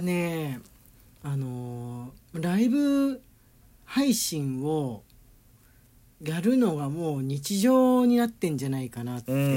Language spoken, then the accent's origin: Japanese; Tokyo, Japan; moved away as an adult; now in Nagoya, Japan; 俺東京出身でね東京育ちで